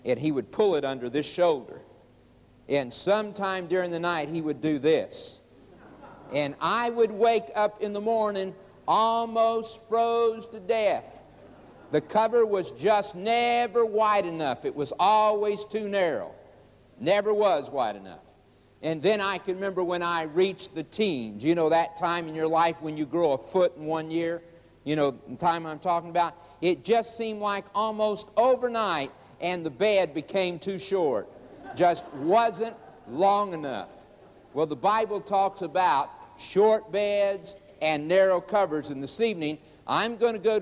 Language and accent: English; Oklahoma, United States; also born or lived in Chicago, Illinois; As a boy of 9 years old, we moved from Chicago, Illinois, to Oklahoma. Moved out on the farm